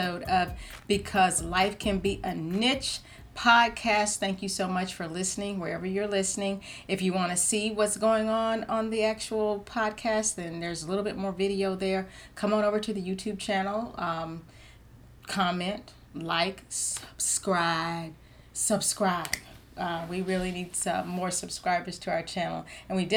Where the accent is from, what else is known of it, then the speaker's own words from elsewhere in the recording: Georgia, United States; I'm a Georgia peach